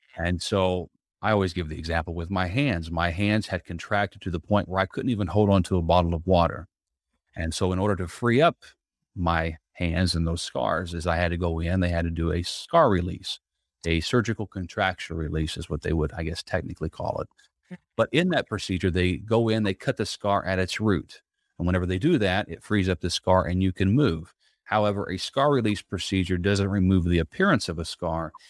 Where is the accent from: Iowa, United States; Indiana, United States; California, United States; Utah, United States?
Indiana, United States; Southern; now in Tampa, United States; growing up in Southern Indiana, I now live here in Tampa, Florida